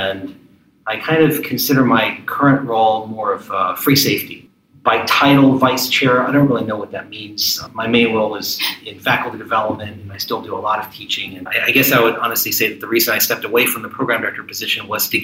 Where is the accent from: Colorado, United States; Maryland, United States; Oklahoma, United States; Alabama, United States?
Maryland, United States; also born or lived in Ohio / California / Philadelphia; I grew up in the D.C. suburbs